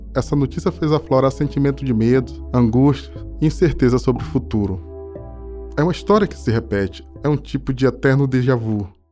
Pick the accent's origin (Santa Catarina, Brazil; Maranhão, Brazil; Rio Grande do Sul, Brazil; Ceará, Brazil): Maranhão, Brazil; Alcântara; eu sou de Itamatativa, um dos três territórios quilombolas de Alcântara do Maranhão